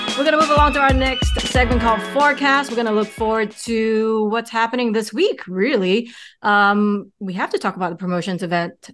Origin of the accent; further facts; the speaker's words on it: United States; now in Singapore; I grew up in America.